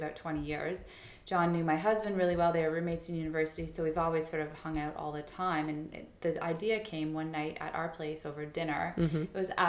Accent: Toronto, Ontario, Canada; also born or lived in Halifax, Nova Scotia / New York; I was born and raised in Toronto

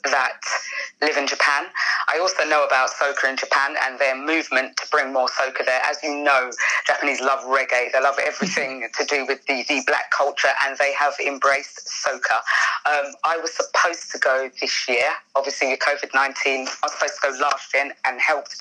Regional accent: United Kingdom; I'm British born also.

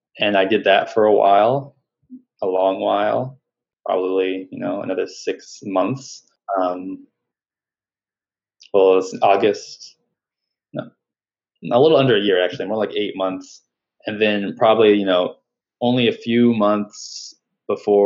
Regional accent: Atlanta, Georgia, United States; moved away as an adult; now in Miami, United States; I grew up and lived in Atlanta

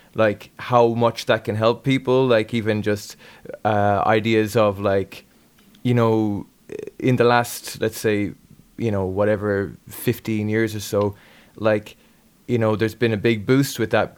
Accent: Galway, Connacht, Ireland; I grew up in Galway

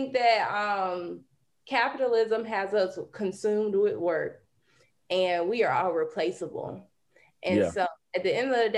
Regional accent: rural North Carolina, United States; moved away; we didn't have access to this like in rural North Carolina

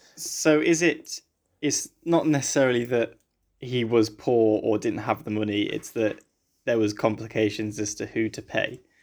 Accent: England, United Kingdom; I'm from England

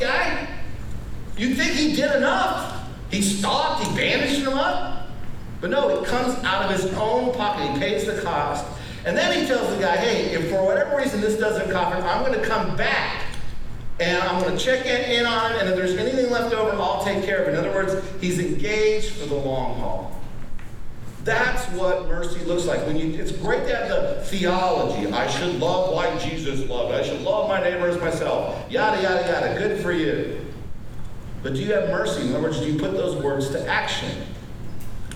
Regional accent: Wyoming, United States; I'm from Wyoming.

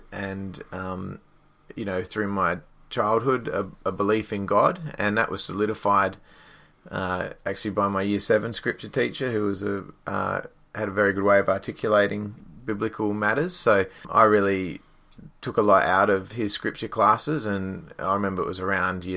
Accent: Perth, Western Australia, Australia; also born or lived in Fremantle; I grew up in Western Australia, in Perth. I'm a Perth boy through and through. I was born in the sort of Fremantle area and grew up around there.

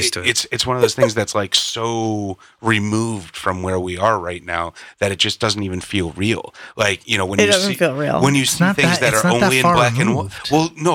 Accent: the North, United States; growing up in the North

